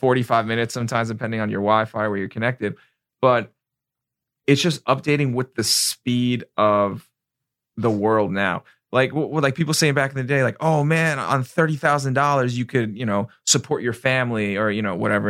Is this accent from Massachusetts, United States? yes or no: no; New York, United States; now in Florida, United States; I'm from New York